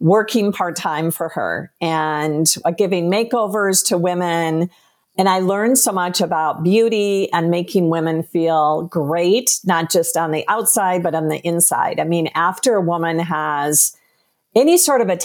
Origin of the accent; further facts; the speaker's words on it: Minnesota, United States; I grew up in Minnesota